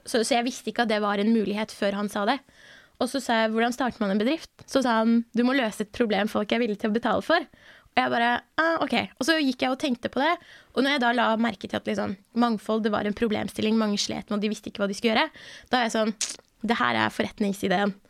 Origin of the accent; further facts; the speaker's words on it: Bærum, Akershus, Norway; also born or lived in Iran; jeg har vokst opp i Bærum, så jeg er veldig vant til å være den eneste brune i rommet